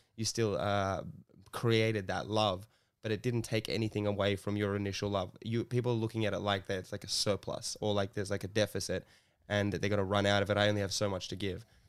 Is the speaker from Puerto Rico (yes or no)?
no; Sydney, New South Wales, Australia; I grew up in Bondi